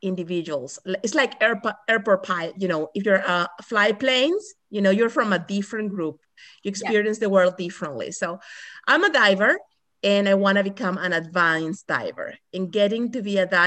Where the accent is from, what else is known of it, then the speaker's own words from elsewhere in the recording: Paraguay; I was born in Paraguay, landlocked country.